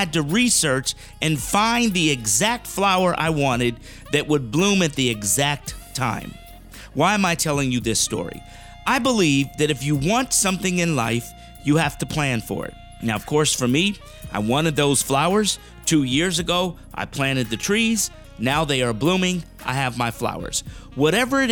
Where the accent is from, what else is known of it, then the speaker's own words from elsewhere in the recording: South Florida, United States; I grew up in South Florida